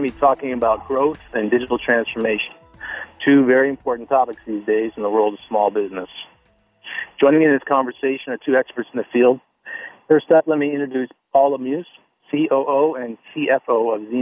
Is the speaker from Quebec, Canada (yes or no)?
no; Nova Scotia, Canada; So I grew up in Nova Scotia, east coast of Canada